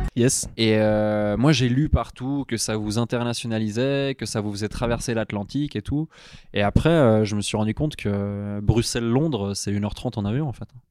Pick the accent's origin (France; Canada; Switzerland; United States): Switzerland; je suis suisse